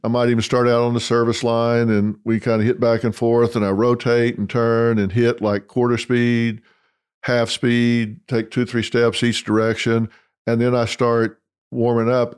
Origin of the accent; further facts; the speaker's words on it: Dallas, Texas, United States; my hometown, Dallas, Texas